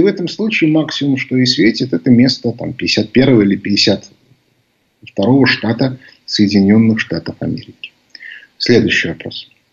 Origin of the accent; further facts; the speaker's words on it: Moscow, Russia; мы это, москвичи